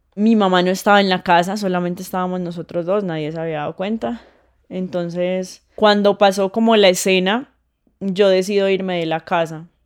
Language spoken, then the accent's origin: Spanish; Putumayo, Colombia; moved away; also born or lived in Mocoa; Yo crecí en el campo, yo nací en, en la capital del Putumayo, que se llama Mocoa, pero crecí en el campo con mis abuelos